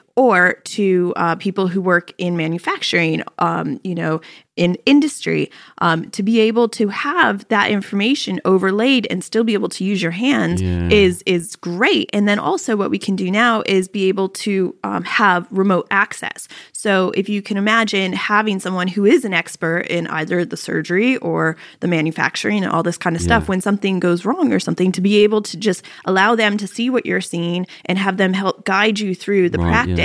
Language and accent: English; Virginia, United States; also born or lived in Pittsburgh; I was born in Pittsburgh, Pennsylvania, but I was raised right outside Washington, D.C. in Virginia.